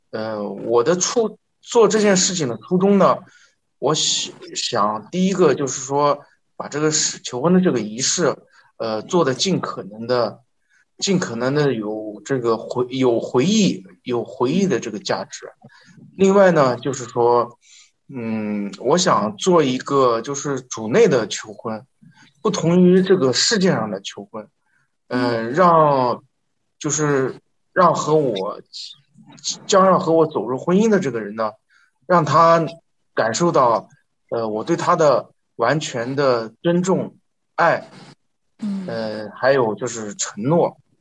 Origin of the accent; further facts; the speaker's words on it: northern China, China; 我是，我是北方人，对粤语对我来说完全是，完全是另外一门语言